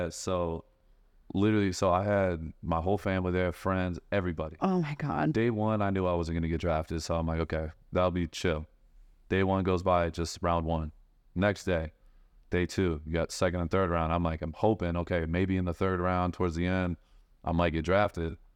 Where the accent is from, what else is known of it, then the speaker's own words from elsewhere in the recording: Michigan, United States; I'm originally from Michigan